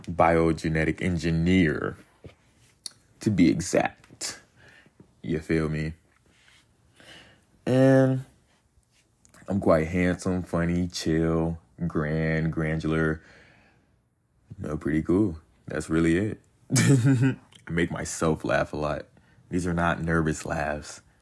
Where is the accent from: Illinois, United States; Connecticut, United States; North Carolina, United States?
North Carolina, United States; born there; I'm 21 I was born in North Carolina. Military kid, by the way, so been moving around a lot.